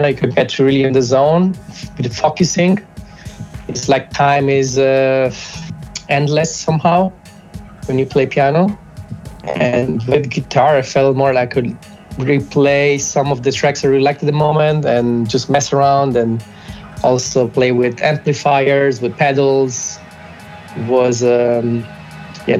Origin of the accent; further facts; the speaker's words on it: Germany; also born or lived in Italy; I moved from Italy to Germany when I was about 8 years old